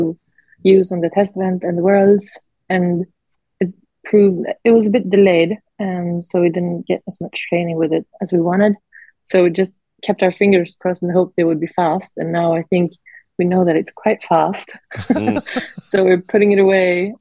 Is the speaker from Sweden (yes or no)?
yes; Sweden; we're from Sweden